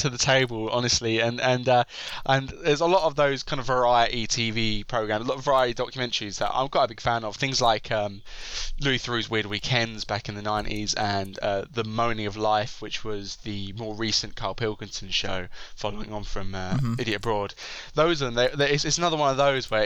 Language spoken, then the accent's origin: English; United Kingdom; as a British person